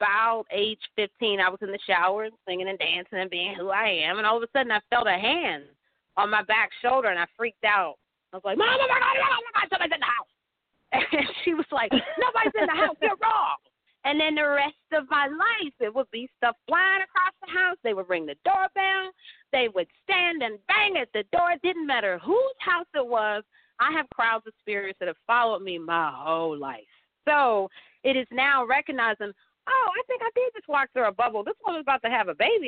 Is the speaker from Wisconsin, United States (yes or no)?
no; Atlanta, Georgia, United States; also born or lived in Pittsburgh; now in St. Louis, United States; I'm here in St. Louis, but I'm born in Pittsburgh, and then I was raised in Atlanta